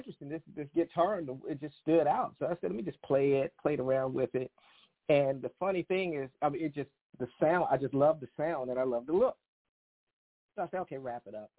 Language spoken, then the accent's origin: English; Maryland, United States; I am calling from Kensington, Maryland, born and raised in Maryland